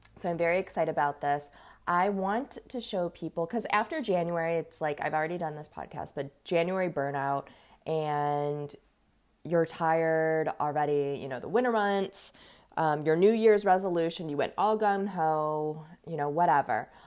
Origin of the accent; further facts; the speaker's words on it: Los Angeles, California, United States; now in Ohio, United States; I'm actually from Los Angeles